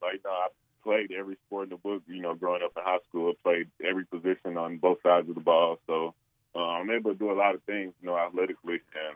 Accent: England, Arkansas, United States; no, I swear I'm from England. You know, and then, you know, eventually I'll go, nah, England, Arkansas.

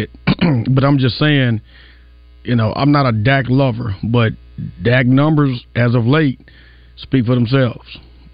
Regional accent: Stuttgart, Arkansas, United States; My hometown, Stuttgart, Arkansas. My family, all from there

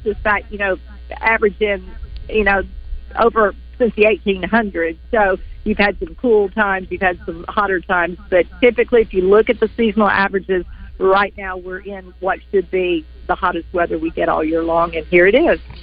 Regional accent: Pine Bluff, Arkansas, United States; growing up in Pine Bluff

